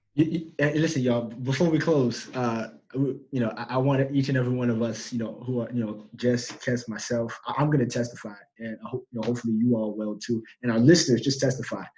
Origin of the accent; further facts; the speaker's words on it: United States; I'm from America.